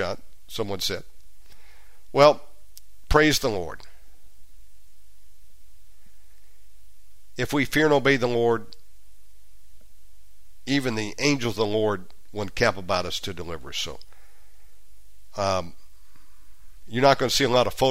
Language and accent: English; United States; moved away as an adult; also born or lived in Virginia; now in Bali, Indonesia; I'm from America